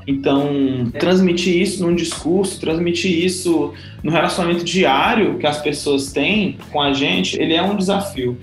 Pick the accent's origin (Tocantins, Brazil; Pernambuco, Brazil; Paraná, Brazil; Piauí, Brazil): Piauí, Brazil; Teresina; moved away; sou de Teresina, Piauí